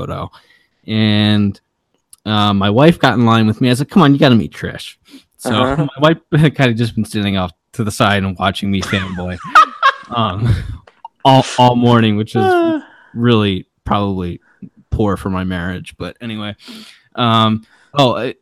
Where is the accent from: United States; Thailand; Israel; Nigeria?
United States; Maryland; I'm from Maryland